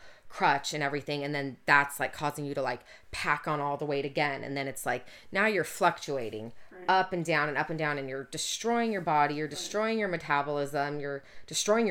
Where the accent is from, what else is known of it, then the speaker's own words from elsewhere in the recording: Orange County, Southern California, United States; growing up in Orange County